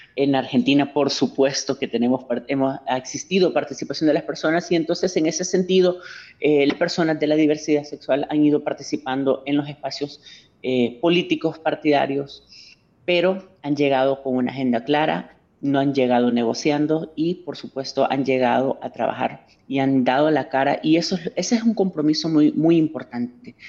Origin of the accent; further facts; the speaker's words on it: El Salvador; ciudadana salvadoreña